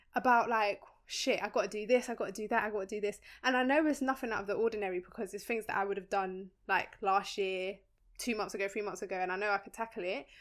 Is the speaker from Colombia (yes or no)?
yes; Colombia; moved away; we're from Colombia. Our parents are from Colombia